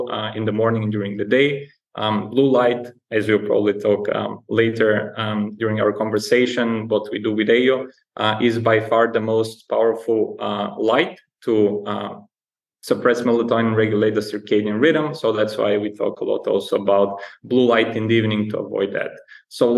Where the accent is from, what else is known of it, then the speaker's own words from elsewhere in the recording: Bulgaria; moved away as an adult; also born or lived in Alaska / London / Germany / Netherlands; I'm originally from Bulgaria, a small Eastern European country